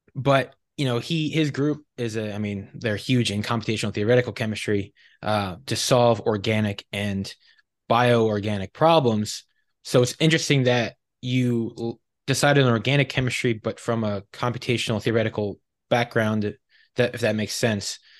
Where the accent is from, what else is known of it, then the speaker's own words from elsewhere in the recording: Philadelphia, Pennsylvania, United States; now in Texas, United States; I'm originally from Philadelphia, the Philadelphia area